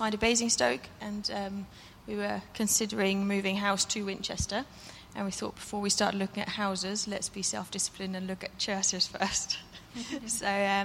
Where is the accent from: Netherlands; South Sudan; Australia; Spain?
Netherlands; now in United Kingdom; the church I grew up in Holland.